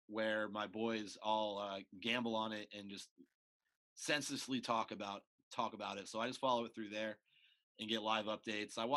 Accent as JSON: {"language": "English", "town": "Long Beach", "region": "California", "country": "United States", "tie": "born or raised there", "said": "So yeah, growing uh, growing up in the Long Beach skate scene"}